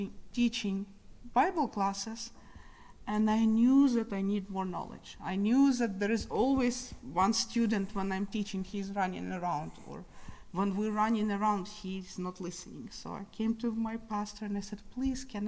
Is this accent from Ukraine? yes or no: yes; Kyiv, Ukraine; moved away; So I was born in Ukraine. I'm from the capital of Ukraine.